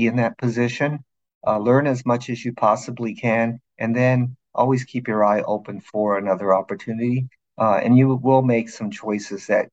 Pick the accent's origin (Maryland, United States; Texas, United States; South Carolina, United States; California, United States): California, United States; Los Angeles; also born or lived in eastern Oregon; I grew up in Los Angeles